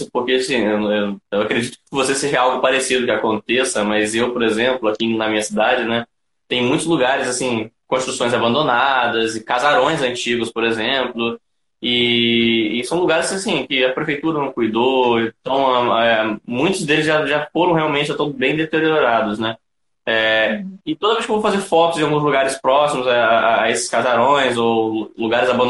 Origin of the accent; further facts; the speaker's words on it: Campos dos Goytacazes, Rio de Janeiro, Brazil; Eu sou de Campos dos Goitacazes, interior do estado do Rio de Janeiro.